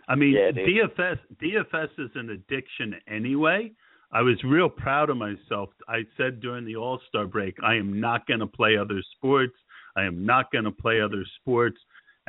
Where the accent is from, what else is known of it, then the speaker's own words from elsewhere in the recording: northern New Jersey, United States; I grew up in northern New Jersey